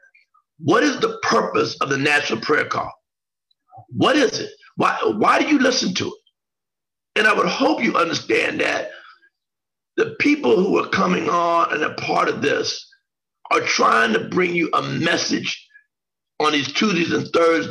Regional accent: Xenia, Ohio, United States; where John and I grew up in Xenia, Ohio

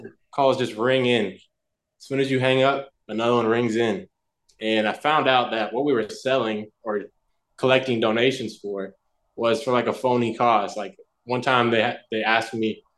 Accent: Nelsonville, Ohio, United States; moved away as an adult; now in California, United States; I'm actually from Nelsonville, Ohio. It's a small town

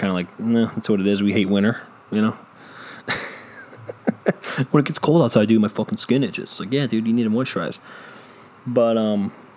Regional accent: Cleveland, Ohio, United States; I'm from Cleveland

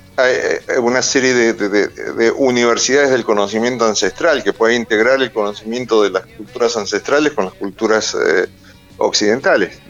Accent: Argentina; soy argentino de origen huarpe, soy un argentino huarpe

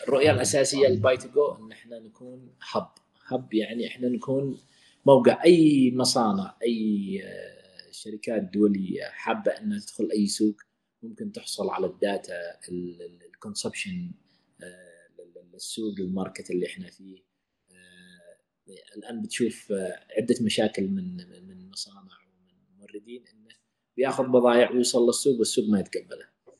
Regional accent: Yemen; عندنا في اليمن

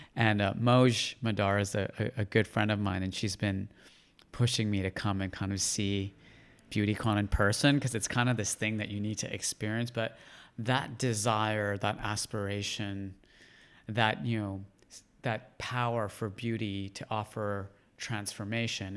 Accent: Canada; growing up in Canada

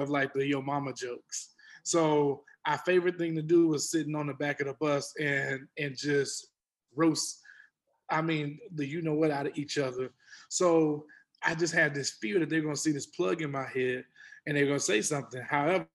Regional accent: Houston, Texas, United States; I grew up in Texas. I grew up in Houston

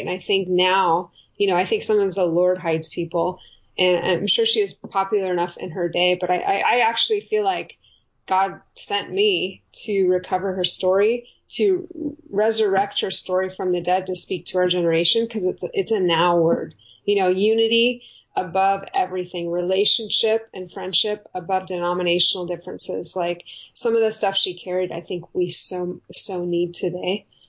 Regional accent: California, United States; ended up moving to California

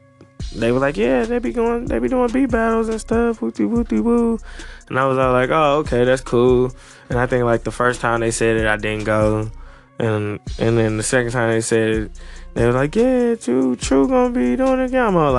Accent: Maryland, United States; now in St. Louis, United States; You know, I'm originally from Maryland, but of course St. Louis then became my home.

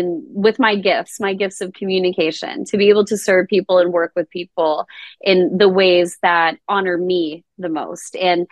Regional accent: Rochester, New York, United States; I grew up in Rochester, New York

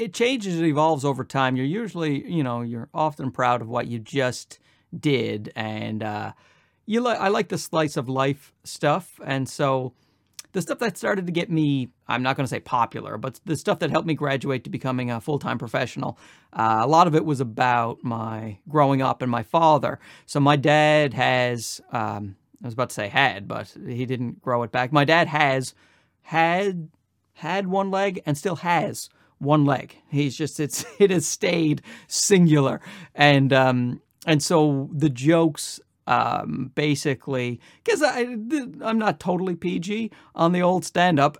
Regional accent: Newfoundland and Labrador, Canada; moved away as an adult; also born or lived in Ottawa / Los Angeles; now in Toronto, Canada; I'm from uh, Newfoundland. I'm born and raised in Newfoundland. I stayed there for 24 years

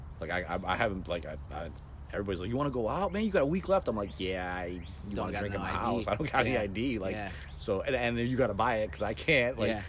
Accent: Northwest Ohio, United States; I grew up in Northwest Ohio, so if you like, that's basically South Detroit.

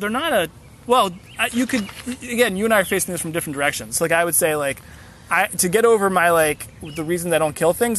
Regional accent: Central Ohio, United States; I grew up in Central Ohio, where like you get outside of Columbus and it's like nothing but corn and soy fields

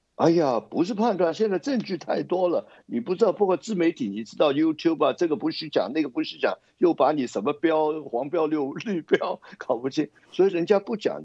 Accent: Hong Kong; 我们香港人

